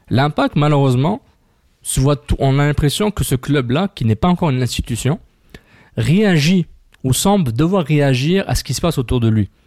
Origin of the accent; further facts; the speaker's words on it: Montreal, Quebec, Canada; Moi, je suis un Montréalais